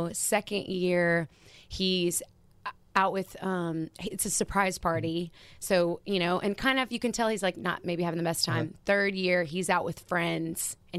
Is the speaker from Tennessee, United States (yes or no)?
yes; Nashville, Tennessee, United States; I grew up in Nashville.